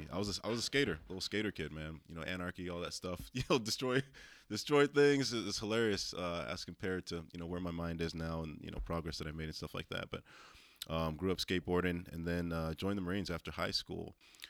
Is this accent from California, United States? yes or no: yes; California, United States; also born or lived in Oakland; Born in the 80s in Oakland, and then, you know, family had the awesome idea to get out of there and move down to Southern California.